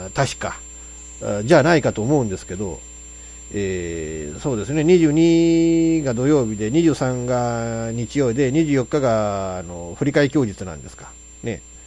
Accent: Japan; 我が故郷の話

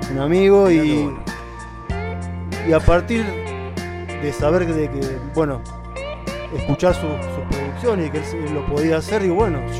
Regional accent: San Nicolás, Buenos Aires Province, Argentina; now in Buenos Aires, Argentina; 15 años que estoy

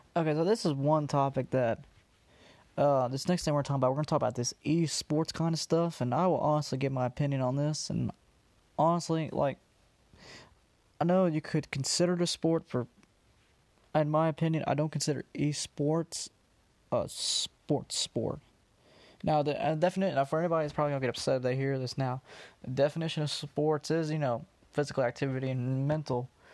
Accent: Georgia, United States; I'm from Georgia

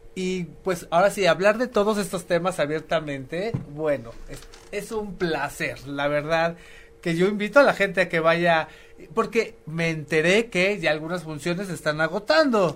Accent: Mexico; somos artistas mexicanos

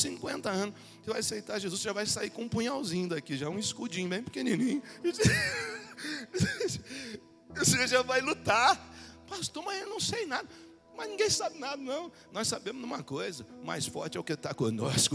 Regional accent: Brazil; Um Brasil que nós conhecemos como brasileiro, nós estudamos um pouco e fomos ensinados de um jeito.

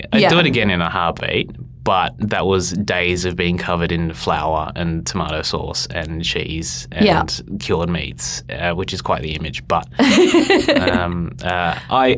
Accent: Uruguay; Being Uruguayan

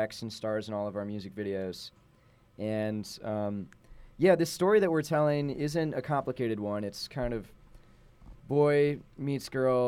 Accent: St. Louis, Missouri, United States; now in Los Angeles, United States; I'm from St. Louis, Missouri

